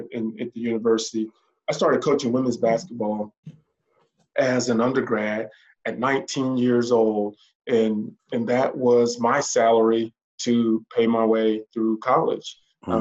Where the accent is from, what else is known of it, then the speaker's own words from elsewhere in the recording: Starkville, Mississippi, United States; moved away as an adult; also born or lived in Tuscaloosa, Alabama / Indiana; now in North Atlanta metro area, United States; I'm originally from Mississippi, Starkville, Mississippi